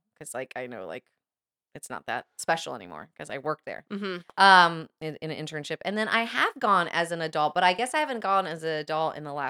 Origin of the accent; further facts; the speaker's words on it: Florida, United States; And maybe I take it for granted because I grew up in Florida.